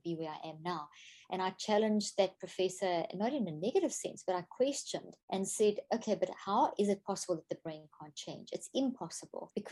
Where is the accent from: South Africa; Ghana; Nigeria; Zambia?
South Africa; moved away as an adult; also born or lived in Zimbabwe; now in United States; I was born in Zimbabwe, Africa, and grew up in South Africa, and I've been in the States for the last 13 years now.